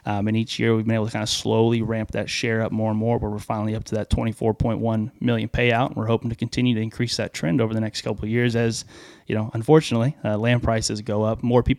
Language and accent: English; Groveton, Texas, United States; I grew up in East Texas, kind of like talk about where we're riding almost, in a little town called Groveton, little 1A school.